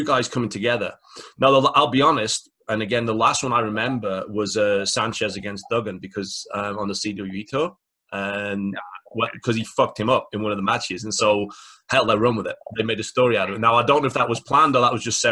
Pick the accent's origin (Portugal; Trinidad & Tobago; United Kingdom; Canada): United Kingdom; the UK people – we grew up on the World of Sport product